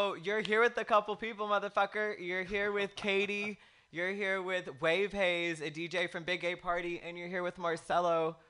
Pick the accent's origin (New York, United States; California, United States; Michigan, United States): California, United States; Brentwood; there's no security at the JCPenney's parking lot in Brentwood for everybody listening in my hometown.